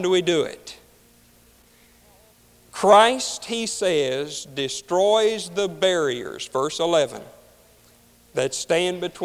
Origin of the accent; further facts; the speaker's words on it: Deep South, United States; I grew up in the Deep South